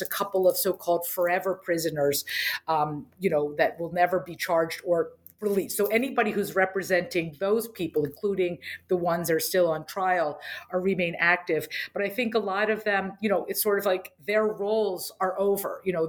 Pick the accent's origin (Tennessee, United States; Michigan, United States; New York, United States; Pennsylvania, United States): Pennsylvania, United States; Harrisburg; So I grew up in Harrisburg, Pennsylvania.